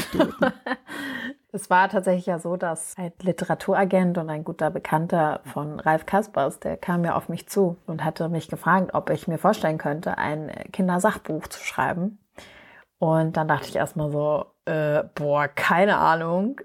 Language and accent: German; Berlin, Germany; ich bin ja in Berlin geboren und aufgewachsen